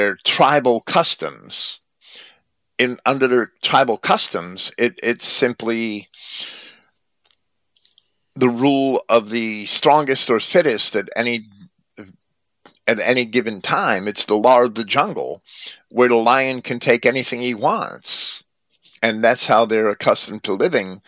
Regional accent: Jersey City, New Jersey, United States; when I was a child growing up in Jersey City, we had no-go areas

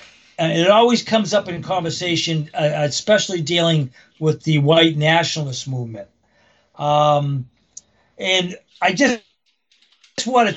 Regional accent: Framingham, Massachusetts, United States; I was born in Framingham.

